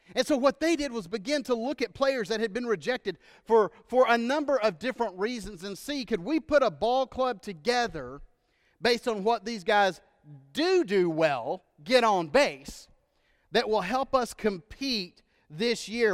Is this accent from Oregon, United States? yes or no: no; Texas, United States; moved away; I'm from Texas, our home state